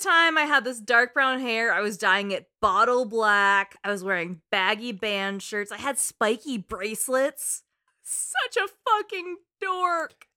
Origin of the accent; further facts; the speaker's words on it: East Bay, California, United States; I grew up in the East Bay